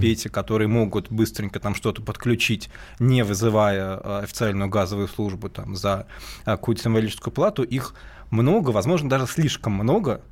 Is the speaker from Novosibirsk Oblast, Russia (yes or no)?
no; Moscow, Russia; moved away; Я родился в Москве и жил в Москве вот 48 лет